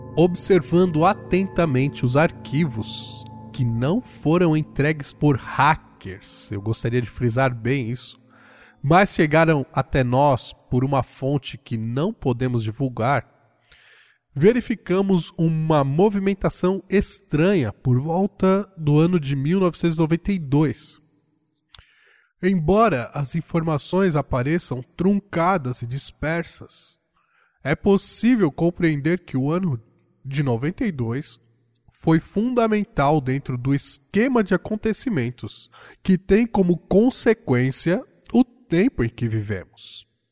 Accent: Brazil; como eu sou brasileiro

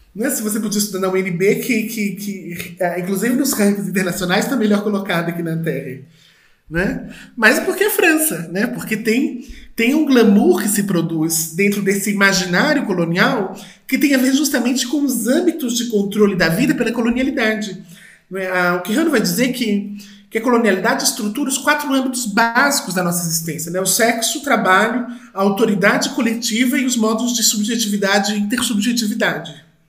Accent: Brazil; nós que somos do Brasil

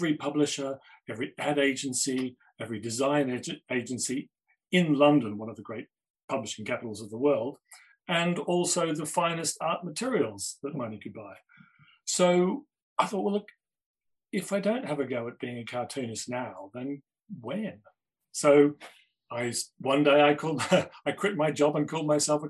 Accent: Melbourne, Victoria, Australia; moved away; I grew up in Australia, in Melbourne, always liked art at school

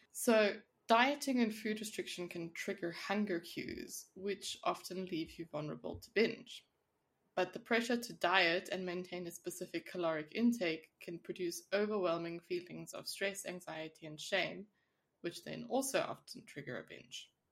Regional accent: South Africa; now in Switzerland; I come from South Africa

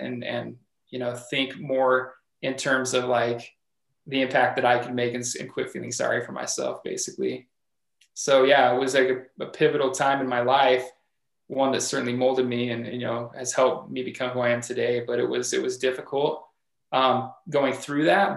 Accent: Logan, Utah, United States; I am from Cache Valley, born and raised here in Logan

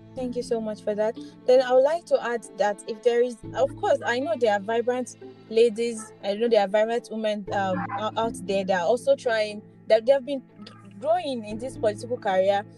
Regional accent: Nigeria; as a Nigerian

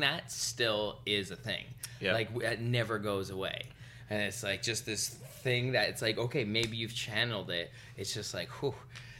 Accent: Vancouver, British Columbia, Canada; I grew up in Vancouver.

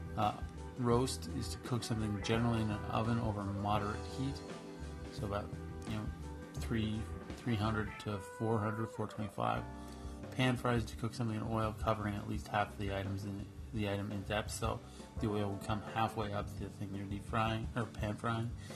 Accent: Canada; I'm Canadian

